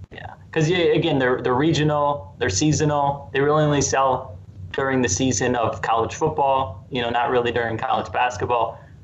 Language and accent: English; Wisconsin, United States; moved away; I grew up in Wisconsin